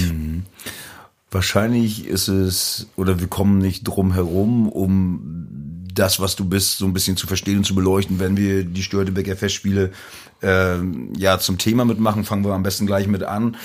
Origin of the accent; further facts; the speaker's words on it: Rügen, Mecklenburg-Vorpommern, Germany; man fragt mich als Musiker, wo kommst du her, Rügen